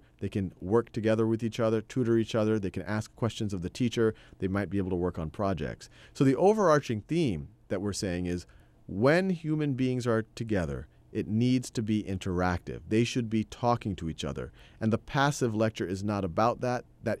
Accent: Metairie, Louisiana, United States; born there; I was born in Metairie, Louisiana. It's a suburb of New Orleans.

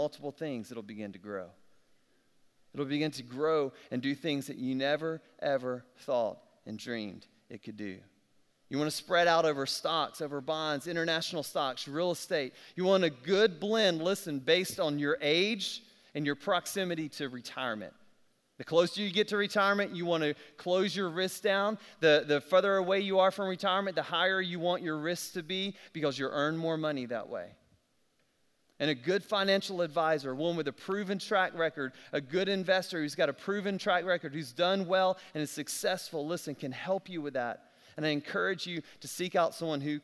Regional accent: South Alabama, United States; I'm from South Alabama

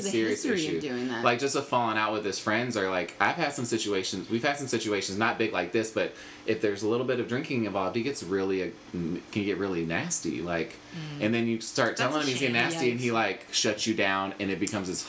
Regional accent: Charlotte, North Carolina, United States; also born or lived in Washington, D.C. / Orlando, Florida; I'm from Charlotte, North Carolina. Wasn't born there, but was raised there

